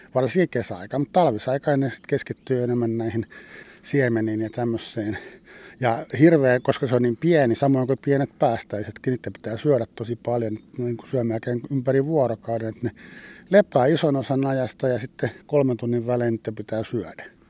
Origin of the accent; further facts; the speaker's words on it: Espoo, Uusimaa, Finland; Mä itse vietin nuoruuteni Espoossa